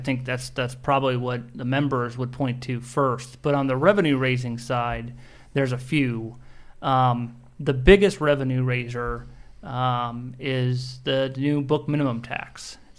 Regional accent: Nebraska, United States; moved away as an adult; now in Washington, D.C. area, United States; we're from Nebraska, I'm from Nebraska.

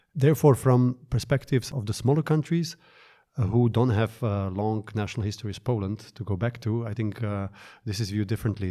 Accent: Bratislava, Bratislava Region, Slovakia; my hometown of Bratislava, Slovakia

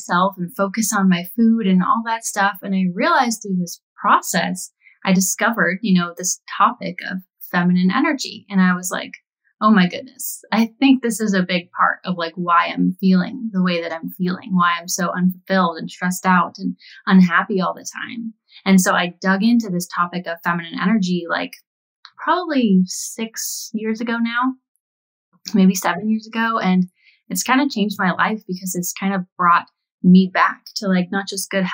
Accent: California, United States; moved away as an adult; now in Nashville, United States; I am located in Nashville. I grew up in California my whole life, but I moved here 2 years ago

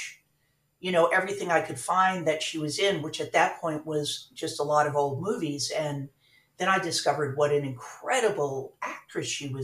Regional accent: Miami Beach, Florida, United States; Born and raised in Miami Beach

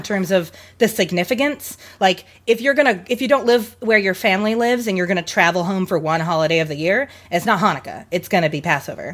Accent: Seattle, Washington, United States; also from here in Washington, I am from Seattle

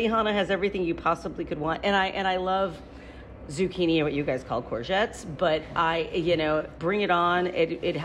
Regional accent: the American Midwest, United States; I grew up in the American Midwest

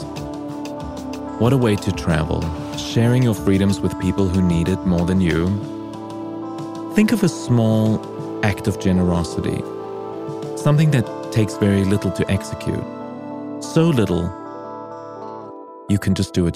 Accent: South Africa; now in United States; I was born in South Africa

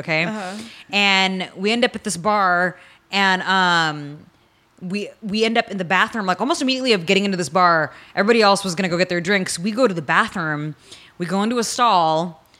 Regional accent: San Francisco, California, United States; now in Los Angeles, United States; I'm from San Francisco

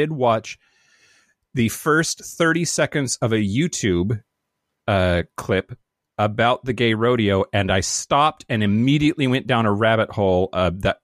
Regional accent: Klickitat County, Washington, United States; even smaller than the one that I grew up in, just south in Klickitat County

